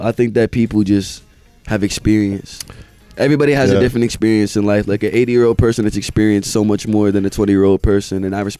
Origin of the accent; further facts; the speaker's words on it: Indiana, United States; also born or lived in South Carolina; I live in Indiana, but I'm born in South Carolina.